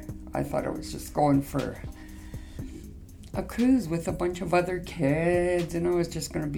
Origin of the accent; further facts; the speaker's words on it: Flying Dust First Nation, Saskatchewan, Canada; I'm from Flying Dust First Nation.